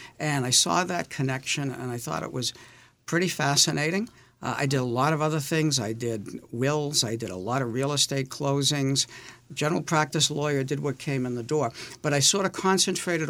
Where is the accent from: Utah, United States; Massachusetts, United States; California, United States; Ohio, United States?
Massachusetts, United States; Boston; I grew up in Dorchester